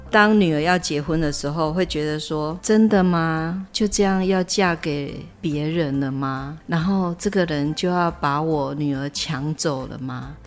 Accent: Taiwan; 对我们台湾人来说

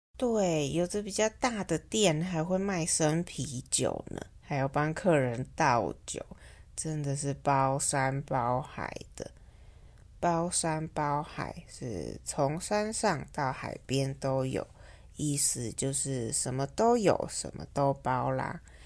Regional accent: Taiwan; 在台湾，我们会简称seven eleven，叫seven，或是小七

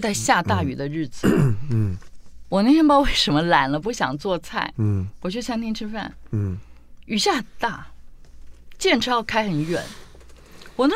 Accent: Tainan, Taiwan; 包括我们台南人最爱的虱目鱼，

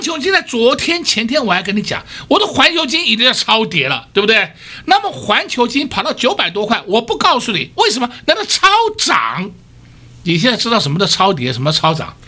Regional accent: Taiwan; 我们台湾人民

